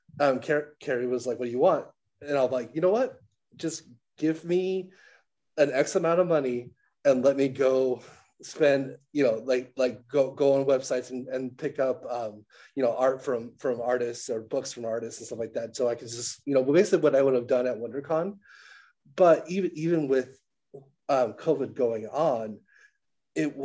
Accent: San Diego, California, United States; I grew up in San Diego

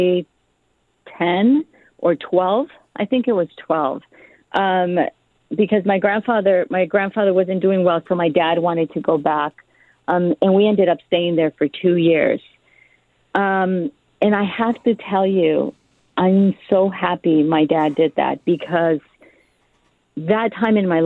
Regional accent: Mexico; now in United States; I am Mexican and I'm American because I've been in this country for so long

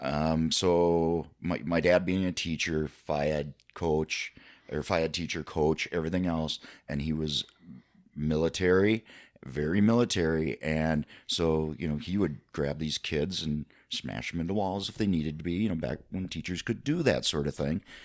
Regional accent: Ellsworth, Wisconsin, United States; I'm originally from Ellsworth

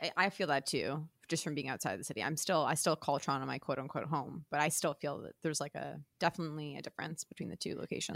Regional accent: Toronto, Ontario, Canada; I grew up in and around Toronto

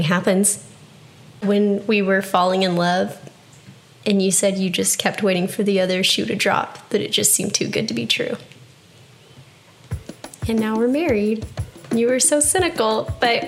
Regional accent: Texas, United States; moved away; I'm from Texas. I am Texan, even though my driver's license doesn't say that anymore

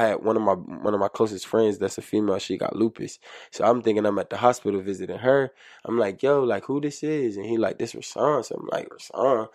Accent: Trenton, New Jersey, United States; I'm from Trenton

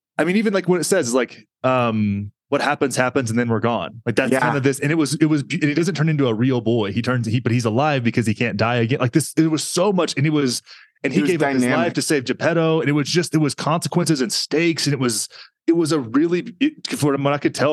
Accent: Texas, United States; I have Texas culture

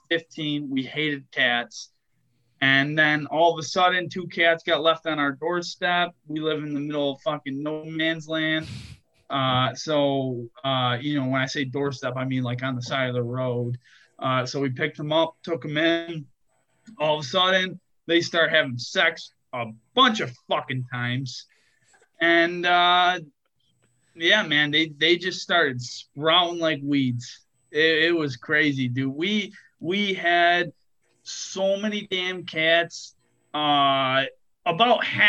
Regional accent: Gowanda, New York, United States; I am from Gowanda, New York, right off the Seneca Reservation in Southern Tier, Western New York.

